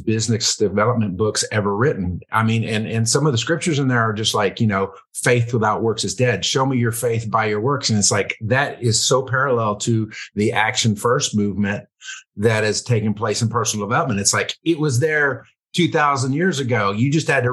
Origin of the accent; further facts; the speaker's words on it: Louisiana, United States; moved away as an adult; now in Middle Tennessee, United States; I was born in Louisiana